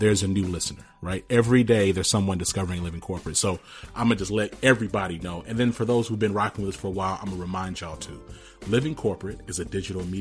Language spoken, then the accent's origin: English; Rome, Georgia, United States; I was born in Rome, Georgia.